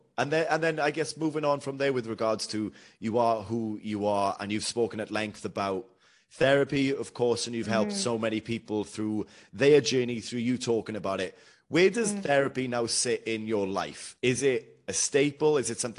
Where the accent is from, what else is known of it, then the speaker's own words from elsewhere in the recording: United Kingdom; being British is, you know, summer is such a huge part of our culture.